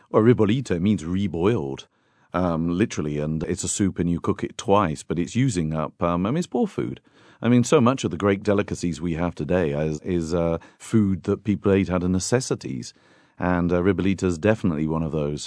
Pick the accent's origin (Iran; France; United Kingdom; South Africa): United Kingdom; I'm a Brit